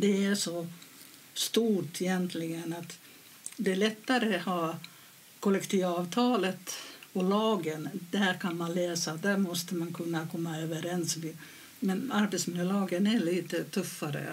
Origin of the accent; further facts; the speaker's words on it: Finland; moved away as an adult; now in Sweden; jag kommer från Finland